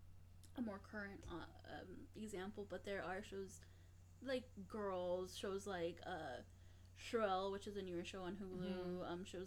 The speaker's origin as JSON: {"language": "English", "town": "Chicago", "region": "Illinois", "country": "United States", "tie": "born or raised there", "said": "women who are growing up in Chicago in a particular place."}